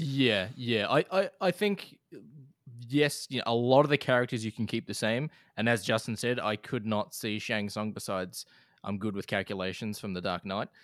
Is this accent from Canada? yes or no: no; Australia; as an Australian